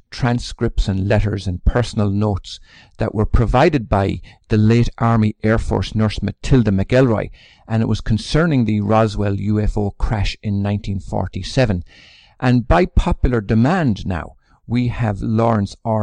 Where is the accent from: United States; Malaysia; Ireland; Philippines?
Ireland; I come from Ireland, which is deeply patriotic too.